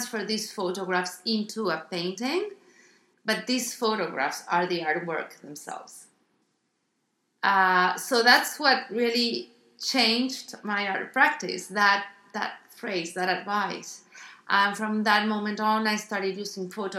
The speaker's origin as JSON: {"language": "English", "country": "Argentina", "also_born_or_lived": "Miami, United States", "moved": "as an adult", "lives_now": "Los Angeles, United States", "said": "I'm originally from Argentina."}